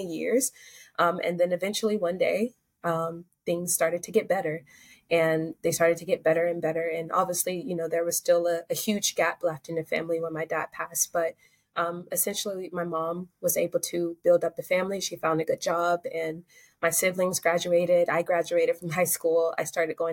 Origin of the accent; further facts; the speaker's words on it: Ozark, Alabama, United States; I'm from Southern Alabama. Alabama is a state in the Southern United States. So it's near Florida and Georgia.